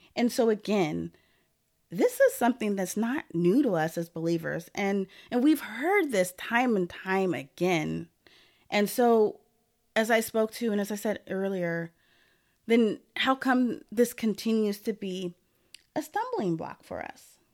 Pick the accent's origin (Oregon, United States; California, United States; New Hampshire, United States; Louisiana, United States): Oregon, United States; Portland; also born or lived in Lake Oswego; I was born and raised in Portland, Oregon